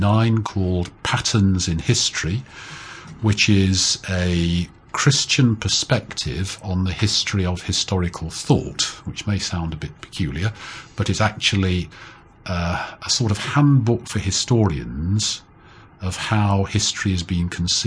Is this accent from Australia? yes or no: no; Nottingham, East Midlands, United Kingdom; also born or lived in Cambridge; I was born and brought up in Nottingham in the English Midlands.